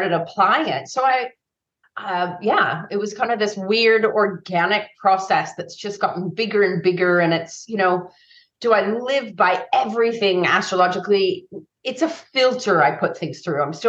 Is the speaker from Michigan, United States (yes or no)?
no; San Francisco, California, United States; growing up in San Francisco in the 80s